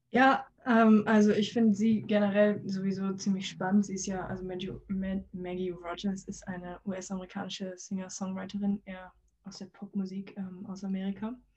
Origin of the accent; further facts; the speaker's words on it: Hamburg, Germany; wir als Hamburger